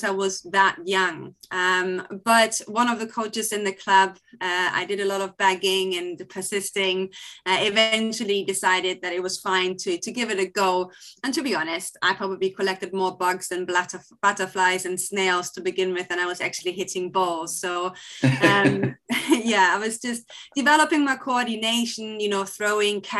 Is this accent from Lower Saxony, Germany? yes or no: yes; Hamelin, Lower Saxony, Germany; moved away; also born or lived in Klein Berkel; I'm from Hamelin, but we were based in Kleinberkel, which is only a 10-minute drive away, a pretty small village nearby.